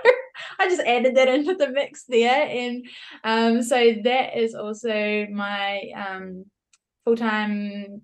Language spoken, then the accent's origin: English; New Zealand; moved away as an adult; also born or lived in California, United States; now in Perth, Australia; I'm a Kiwi. I'm from New Zealand, but I've lived in Australia since the end of 2017.